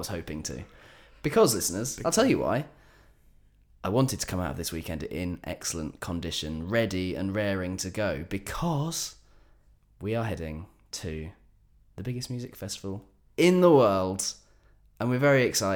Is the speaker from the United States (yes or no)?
no; England, United Kingdom; as an Englishman